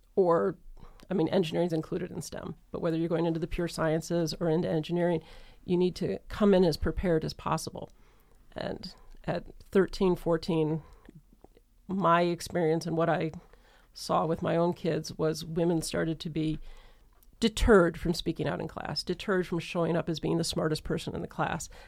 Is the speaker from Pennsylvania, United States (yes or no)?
no; Detroit, Michigan, United States; I grew up in the Metro Detroit area